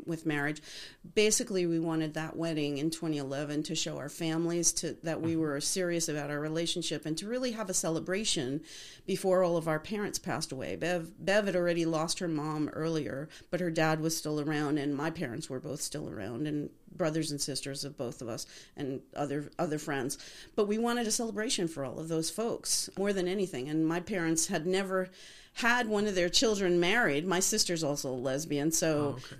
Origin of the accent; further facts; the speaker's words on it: Liberty, New York, United States; now in Arizona, United States; We grew up in the Catskills in a little town okay. called Liberty, New York